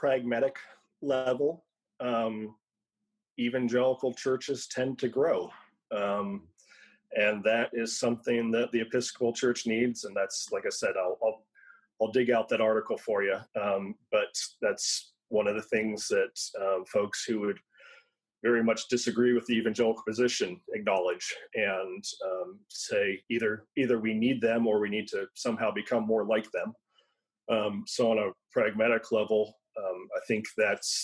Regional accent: United States; us as American evangelicals

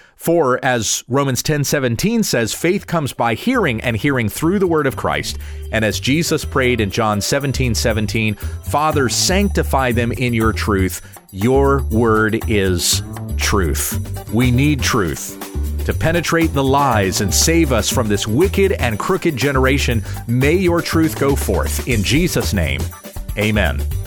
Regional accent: United States; I still love being an American

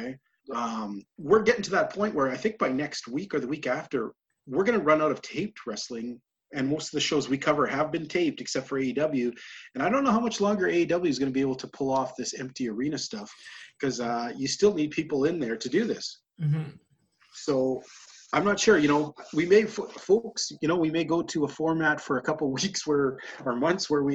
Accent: Alberta, Canada; up where I live, people, especially in my hometown here

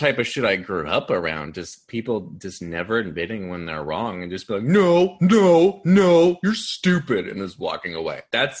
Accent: Auburn, California, United States; I am from Auburn.

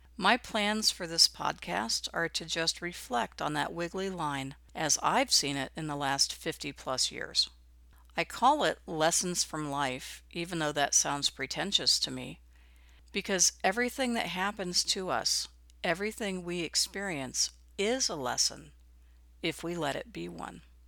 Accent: Midwest, United States; I grew up in the Midwest during the nineteen sixties.

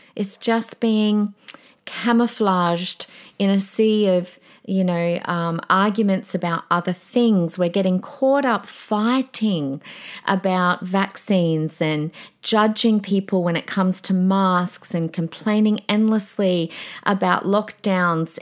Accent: Australia; We, we are Australian.

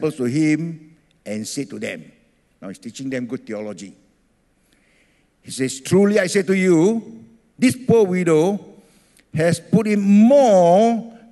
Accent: Singapore; also born or lived in Ethiopia; I grew up in Singapore

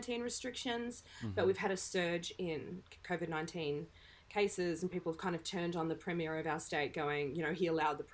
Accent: Australia; In Australia, we call it data.

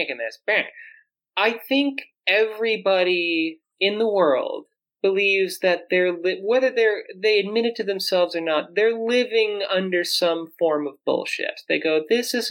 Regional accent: South Dakota, United States; I grew up in South Dakota, born in 1986

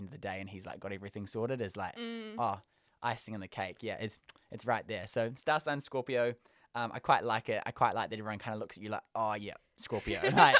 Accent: South Auckland, Auckland, New Zealand; Probably, I'd say, before I moved to Auckland, I'm from South Auckland, right?

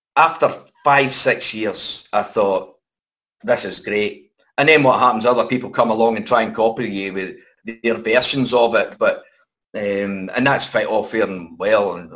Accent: Airdrie, Scotland, United Kingdom; we came from Airdrie

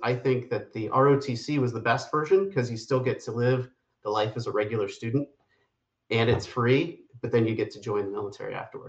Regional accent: Pittsburgh, Pennsylvania, United States; I grew up in Pittsburgh, Pennsylvania, and I was one of those people, I was in high school when 9/11 occurred.

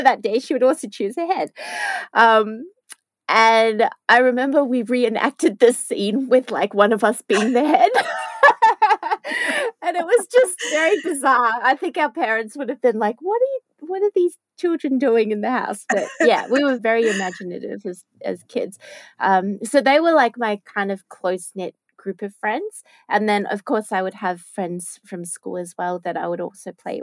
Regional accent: Melbourne, Victoria, Australia; also born or lived in Japan; I grew up, I was born in Melbourne and I spent, pretty much most of my life in Melbourne, except for a little stint overseas in Japan.

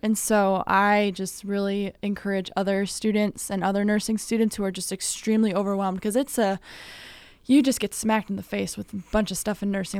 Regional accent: Midwest, United States; also born or lived in California; now in Illinois, United States; I was born there. I moved over to the Midwest when I was nine, so I've been here for a while

